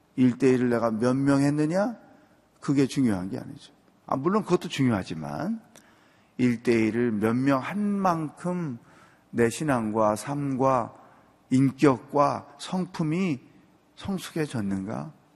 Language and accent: Korean; Chungcheong, South Korea; 저는 충청도 사람인데